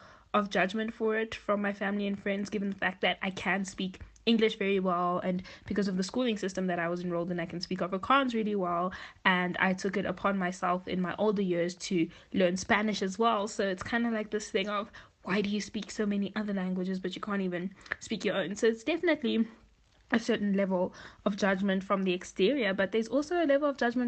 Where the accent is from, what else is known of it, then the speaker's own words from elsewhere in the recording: Zambia; moved away; also born or lived in South Africa; I was born in Zambia, but raised in South Africa and Zambia in part